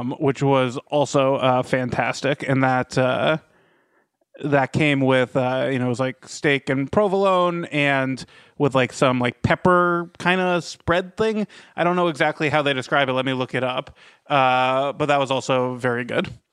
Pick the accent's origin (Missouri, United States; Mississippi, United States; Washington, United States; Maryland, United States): Maryland, United States; Rockville; my hometown of Rockville, Maryland